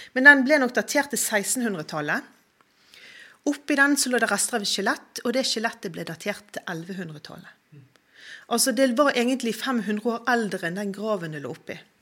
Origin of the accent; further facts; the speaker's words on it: Bergen, Vestland, Norway; Jeg er jo bergenser, jeg er jo veldig sånn patriot